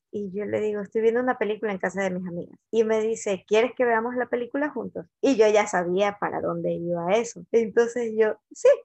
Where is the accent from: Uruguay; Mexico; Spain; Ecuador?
Ecuador; Aparte que mi perfil ya estaba puesto que soy ecuatoriana